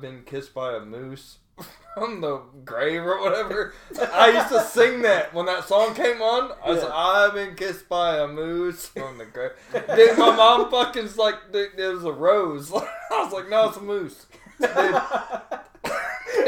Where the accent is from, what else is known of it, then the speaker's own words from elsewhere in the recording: St. Louis, Missouri, United States; from my hometown, St. Louis